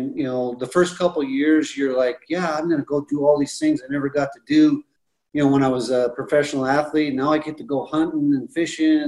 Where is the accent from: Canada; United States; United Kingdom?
Canada; growing up in Canada, you know, I was used to drinking rye whiskey